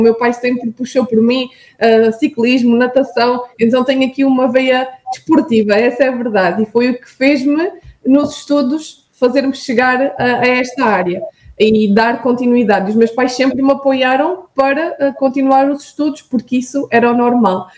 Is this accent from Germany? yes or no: no; Vidigueira, Alentejo, Portugal; now in Viana do Castelo, Portugal; eu sou um, natural da Vidigueira, que é uma, uma terra alentejana entre Beja e Évora